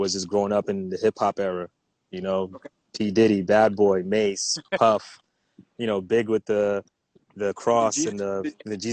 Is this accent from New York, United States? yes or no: yes; New York, United States; also born or lived in Haiti; I was born in New York, St. John's Hospital, but I grew up in Haiti for the first couple of years